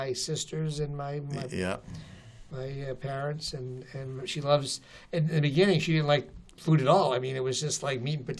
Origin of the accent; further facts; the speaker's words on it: Avellino, Campania, Italy; I was from Avellino.